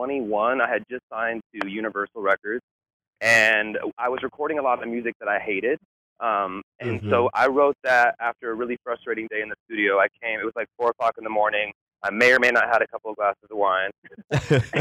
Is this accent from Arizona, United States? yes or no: yes; Phoenix, Arizona, United States; I grew up in Phoenix, yeah. I grew up in Phoenix, Mexican-American traditional family